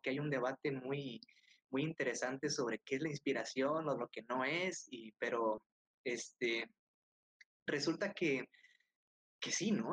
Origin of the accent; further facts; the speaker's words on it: Tonalá, Chiapas, Mexico; moved away; also born or lived in Tuxtla Gutiérrez; yo soy de Tonalá